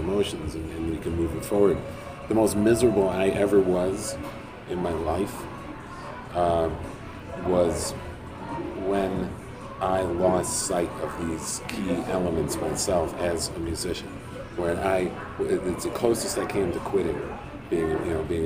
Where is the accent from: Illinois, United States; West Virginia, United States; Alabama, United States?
Illinois, United States; Chicago; also born or lived in Wisconsin / New Mexico; I did that being from Chicago, going to other places too. I lived in Wisconsin, I lived in New Mexico. In both places, I'm from Chicago